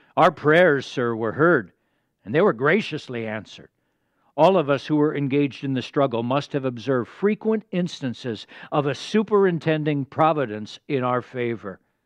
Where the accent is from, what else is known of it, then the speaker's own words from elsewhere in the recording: United States; As American citizens